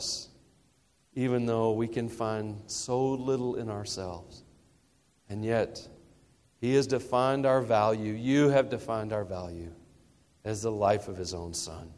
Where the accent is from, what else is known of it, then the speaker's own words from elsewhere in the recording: Tennessee, United States; moved away; I am from the South, specifically Tennessee, which is the first part of the South, the first and best